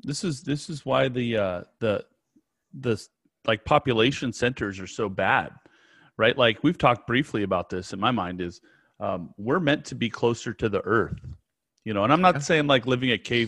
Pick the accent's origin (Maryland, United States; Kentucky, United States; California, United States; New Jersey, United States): California, United States; Elk Grove; I'm originally born and raised in Elk Grove.